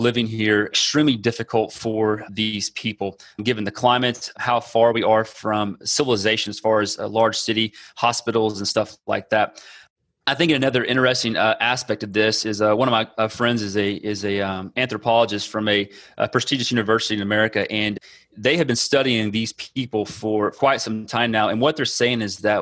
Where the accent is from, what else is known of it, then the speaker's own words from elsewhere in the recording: Texas, United States; moved away as an adult; now in Amazonas, Brazil; I'm from Texas